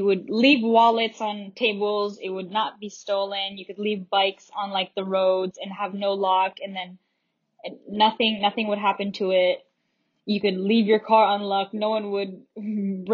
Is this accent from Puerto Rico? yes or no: no; Davao City, Davao Region, Philippines; moved away as an adult; also born or lived in Washington State, United States / Panabo City, Philippines; now in Hawaii, United States; I grew up in Davao City